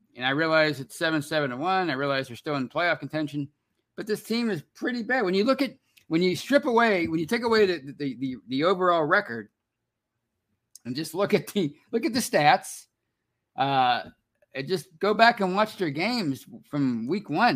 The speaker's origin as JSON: {"language": "English", "town": "Pittsburgh", "region": "Pennsylvania", "country": "United States", "said": "I live in Pittsburgh. I'm from Pittsburgh"}